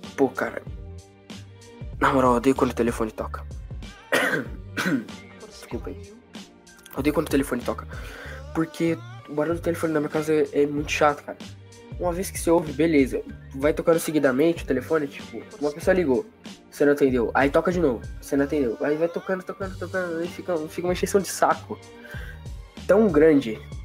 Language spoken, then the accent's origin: Portuguese; São Paulo, Brazil; eu sou de São Paulo